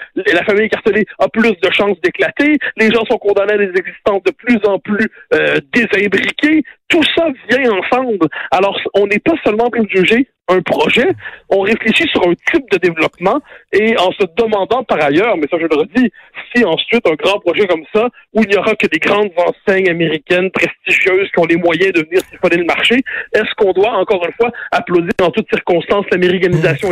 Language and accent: French; Lorraine, Quebec, Canada; je viens de la banlieue nord, je viens de ville de Lorraine